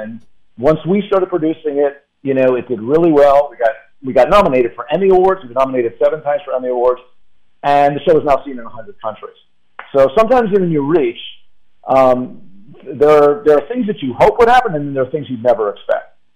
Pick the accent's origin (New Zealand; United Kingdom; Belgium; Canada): Canada; when I was nine years old, as a Canadian